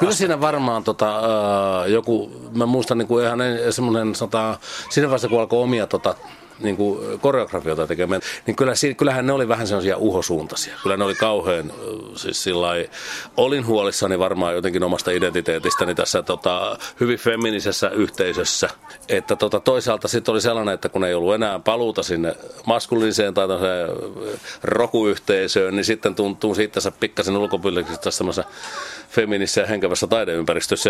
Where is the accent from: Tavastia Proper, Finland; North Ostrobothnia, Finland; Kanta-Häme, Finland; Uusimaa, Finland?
Kanta-Häme, Finland; a village in; Mä oon kasvanut siis semmoisessa Etelä-Hämäläisessä, Kanta-Hämäläisessä kylässä